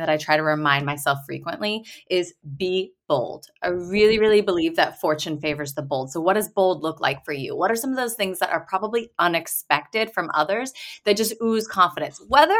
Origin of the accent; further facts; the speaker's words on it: Texas, United States; moved away as an adult; also born or lived in Boston; from Texas originally and went to school in Boston.